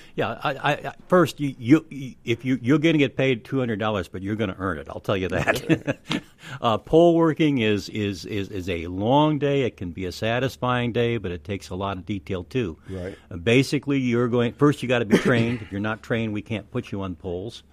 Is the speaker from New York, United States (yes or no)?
yes; Rochester, New York, United States; moved away as an adult; now in Madison, United States; I'm really from Rochester, New York.